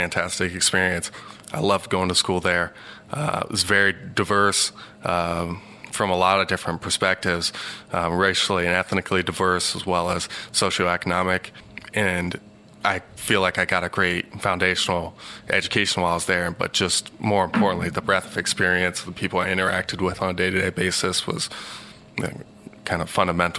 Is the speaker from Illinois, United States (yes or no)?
no; Cincinnati, Ohio, United States; We lived in the suburb of Evendale, just maybe 20 minutes north of downtown.